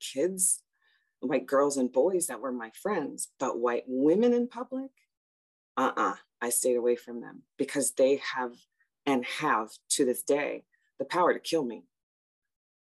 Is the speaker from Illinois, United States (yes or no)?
yes; Chicago, Illinois, United States; originally I am from Chicago. I am a Southsider, and all Southsiders have to proudly say they're Southsiders because the South Side of Chicago gets forgotten. And I grew up in a very multicultural, multi-ethnic place